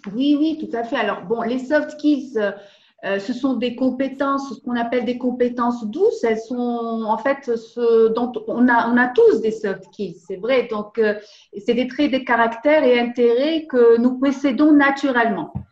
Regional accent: Tangier, Tanger-Tetouan-Al Hoceima, Morocco; Je suis née au Maroc, plus précisément à Tanger

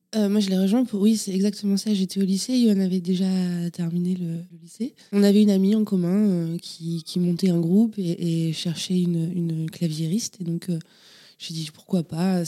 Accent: Châteaubernard, Nouvelle-Aquitaine, France; je suis né à Château Bernard, pour être euh, très exact, à côté de Cognac en Charente

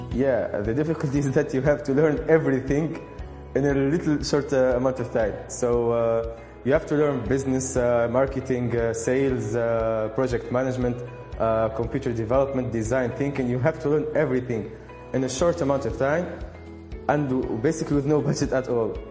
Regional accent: Sousse, Sousse Governorate, Tunisia; I'm from Tunisia, from Sousse specifically

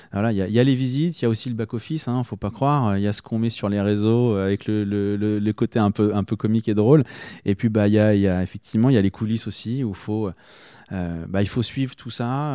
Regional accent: Rouen, Normandy, France; moved away as an adult; now in Berry, France; je suis originaire de Normandie et euh, j'y ai passé bah, toute, euh, toute ma tendre enfance jusqu'à la fin de mes études, c'est-à-dire jusqu'à 23 ans.

